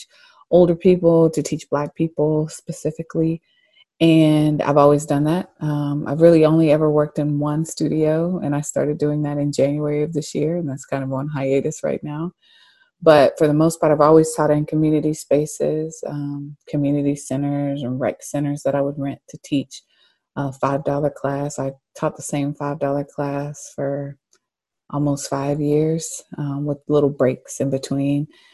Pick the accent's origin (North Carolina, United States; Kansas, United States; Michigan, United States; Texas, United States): North Carolina, United States; Charlotte; I was born and raised in Charlotte